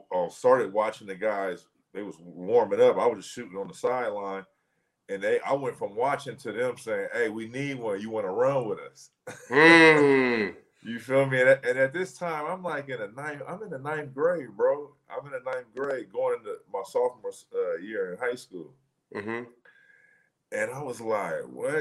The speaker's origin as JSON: {"language": "English", "town": "Oakland", "region": "California", "country": "United States", "tie": "born or raised there", "also_born_or_lived": "Richmond, California", "said": "Born and raised in Oakland. Went to high school and spent the rest of my, you know, my young adolescent life in the streets of Richmond, California"}